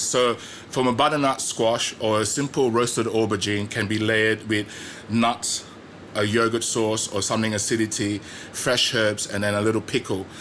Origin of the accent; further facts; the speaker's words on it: Australia; moved away as an adult; also born or lived in Petaling Jaya, Malaysia; when I was growing up in Australia